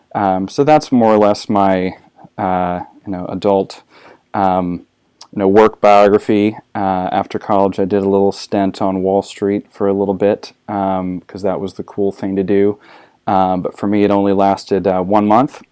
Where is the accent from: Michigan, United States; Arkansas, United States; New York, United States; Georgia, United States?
Arkansas, United States; also born or lived in Saint Louis, Missouri / South Carolina; now in Texas, United States; I was born in, uh, Saint Louis, Missouri. Uh, I grew up in Arkansas and, uh, South Carolina